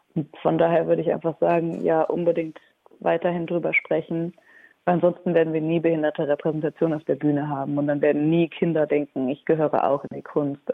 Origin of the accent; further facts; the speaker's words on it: Aachen, North Rhine-Westphalia, Germany; Ich bin selber auch gebürtige Aachenerin und kenne dieses Theater auch schon aus der Grundschule